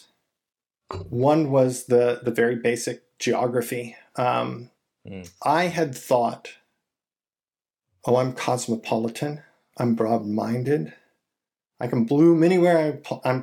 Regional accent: California, United States; moved away as an adult; also born or lived in Michigan / Indiana / Texas; I'm originally from California

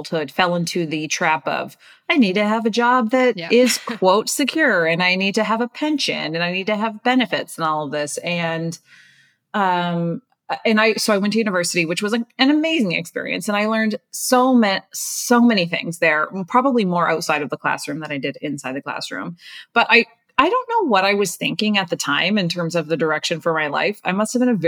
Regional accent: Nova Scotia, Canada; moved away as an adult; also born or lived in Toronto; I'm from Nova Scotia, Canada.

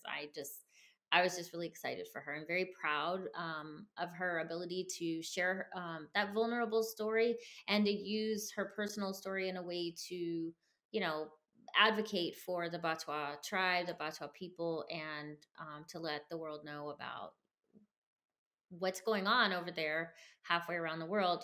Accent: United States; I grew up somewhat poor in America

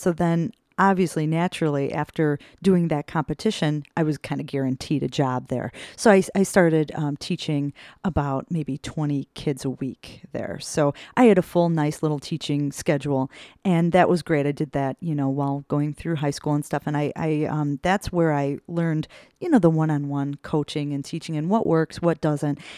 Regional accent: Berwyn, Illinois, United States; I grew up in Berwyn, out, outside of Chicago

